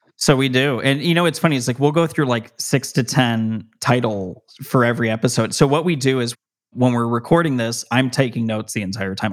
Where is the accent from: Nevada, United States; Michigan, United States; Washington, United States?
Nevada, United States; Las Vegas; I'm from Las Vegas, Nevada